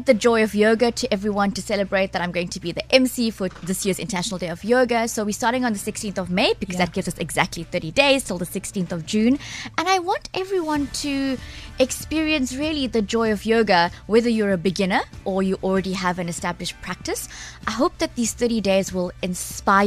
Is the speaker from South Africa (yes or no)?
yes; Durban, KwaZulu-Natal, South Africa; now in Cape Town, South Africa; I come from Durban